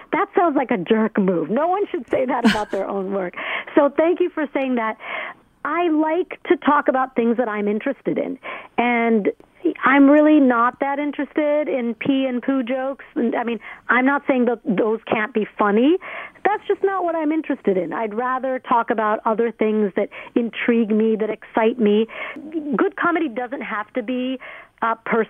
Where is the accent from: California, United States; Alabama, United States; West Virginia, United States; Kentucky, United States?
Alabama, United States; I grew up in Alabama from 5th through 12th grade